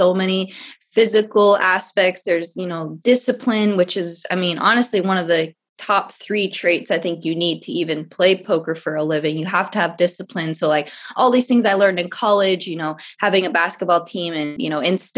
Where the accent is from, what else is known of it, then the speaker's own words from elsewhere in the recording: Phoenix, Arizona, United States; I was born and raised here in Phoenix, Arizona